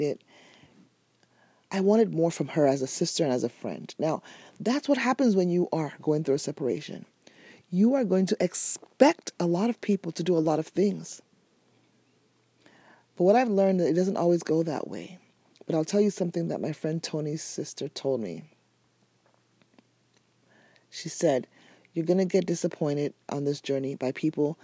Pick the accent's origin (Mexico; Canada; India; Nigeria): Nigeria; I'm Nigerian